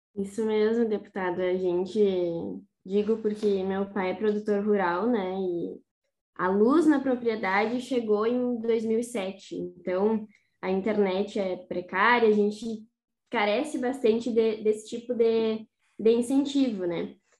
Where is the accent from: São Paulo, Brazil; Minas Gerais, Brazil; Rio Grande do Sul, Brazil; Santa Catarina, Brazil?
Rio Grande do Sul, Brazil; Rosário do Sul; now in Santa Maria, Brazil; Eu sou da fronteira, sou de Rosário do Sul.